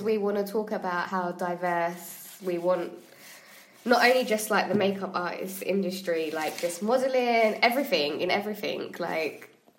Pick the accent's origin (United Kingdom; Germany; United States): United Kingdom; England; I was born here.